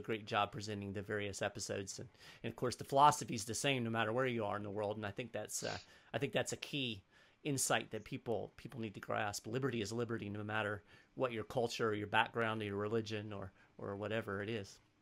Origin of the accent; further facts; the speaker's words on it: United States; as an American